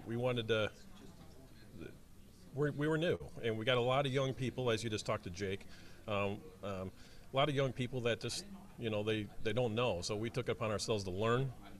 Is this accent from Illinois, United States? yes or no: yes; Chicago, Illinois, United States; I'm from Chicago